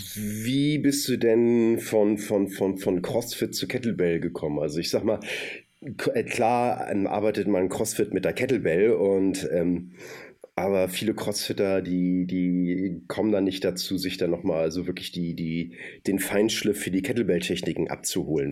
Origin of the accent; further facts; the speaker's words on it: Hamburg, Germany; ich komme aus Hamburg und bin so ein Fischkopf